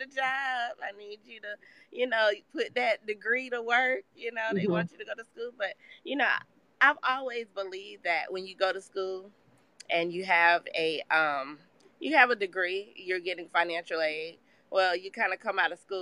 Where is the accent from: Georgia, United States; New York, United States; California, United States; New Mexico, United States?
Georgia, United States; Columbus; I was born and raised here in Columbus, Georgia